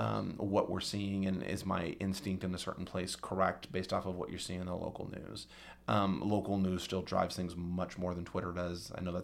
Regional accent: New Mexico, United States; born or raised there

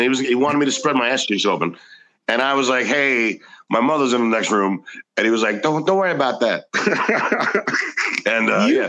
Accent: New York, United States; New York. I was from New York. It was a great place to live because when you started stand up, you didn't have to pay.

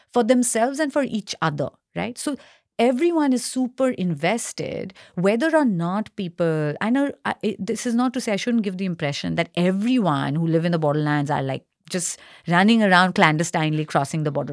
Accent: Kolkata, West Bengal, India; now in Singapore; I'm from Kolkata, uh, and in quotes, Indian, Indian Bengali

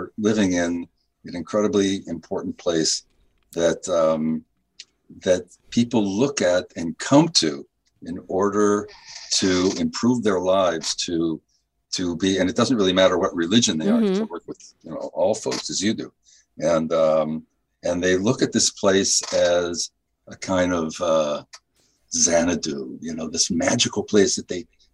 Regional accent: Kansas City, United States; moved away as an adult; now in Golan Heights; I grew up in Kansas City

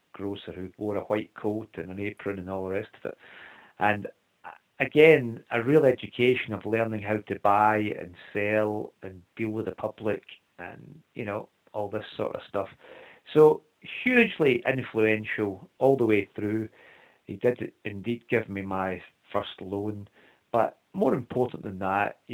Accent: Scotland, United Kingdom; we are very lucky to be born in Scotland

